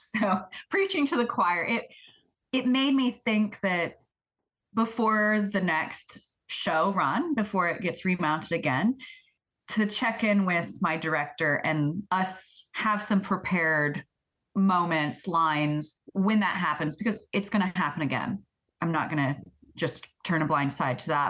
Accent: Florida, United States; now in Paris, Canada; the religious experience I had of growing up in Florida

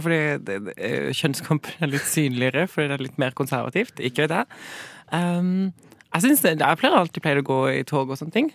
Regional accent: Sørlandet, Southern Norway, Norway; Jeg er fra Sørlandet

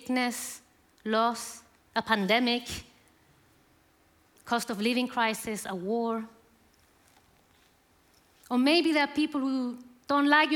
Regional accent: Chile; moved away as an adult; now in United Kingdom; I'm from Chile.

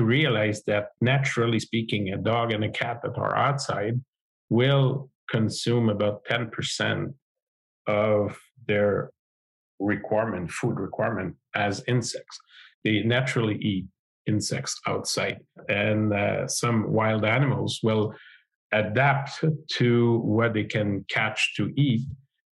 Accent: Montreal, Quebec, Canada; I'm an agrologist from the Montreal area in Quebec.

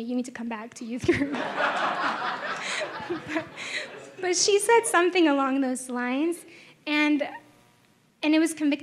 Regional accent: Texas, United States; first language Spanish; English is a second language; I was from Texas

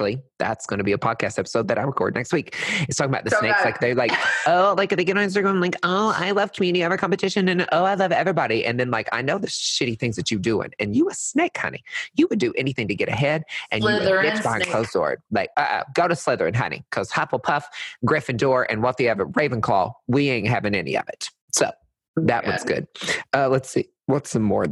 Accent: Arkansas, United States; I'm from Arkansas

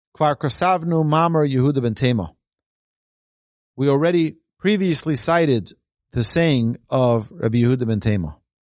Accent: New York City, New York, United States; Growing up in Brooklyn, we were recipients of a lot of abuse

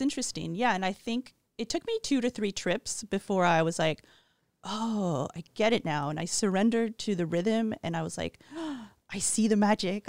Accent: Montreal, Quebec, Canada; growing up in Montreal was an ideal, safe childhood

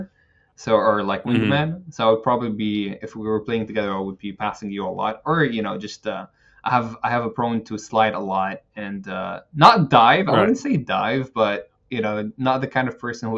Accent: Lebanon; moved away as an adult; I grew up in Lebanon for so many years. You know, I just recently left it

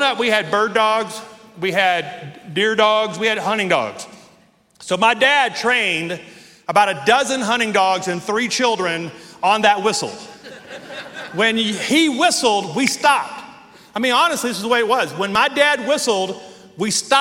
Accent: Northwest Louisiana, United States; now in Colorado Springs, United States; When I was 8 years old, we lived in Northwest Louisiana, and we lived out in the middle of nowhere

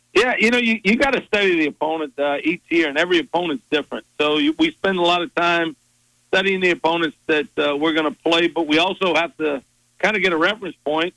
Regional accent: South Louisiana, United States; moved away as an adult; I'm from South Louisiana, born and raised here, played here

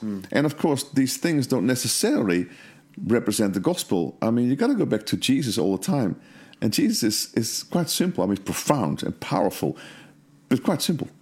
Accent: Netherlands; I was brought up in Holland

